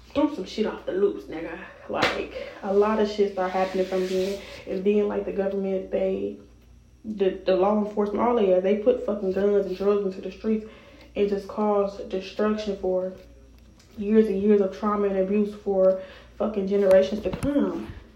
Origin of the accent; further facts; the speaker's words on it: Chicago, Illinois, United States; also born or lived in Rockford, Illinois; I was born in Chicago. If you all didn't know, I was raised in Chicago until I was about 12. Then I moved to Rockford